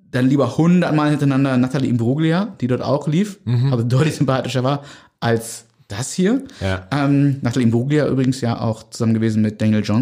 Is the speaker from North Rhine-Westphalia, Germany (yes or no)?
yes; North Rhine-Westphalia, Germany; Also ich bin am Niederrhein groß geworden, da gab's Antenne Niederrhein.